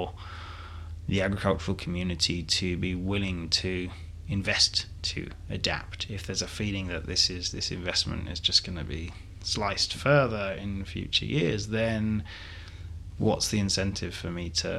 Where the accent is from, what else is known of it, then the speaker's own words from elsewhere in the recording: London, United Kingdom; as a Londoner